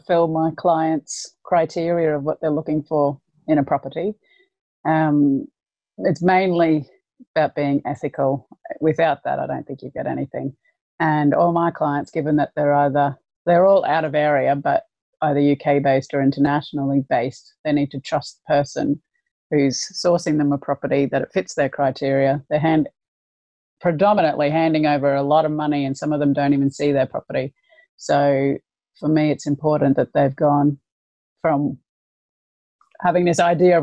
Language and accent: English; Brisbane, Queensland, Australia; moved away as an adult; now in Lancashire, United Kingdom; I'm from Brisbane and the weather's perfect pretty much year round.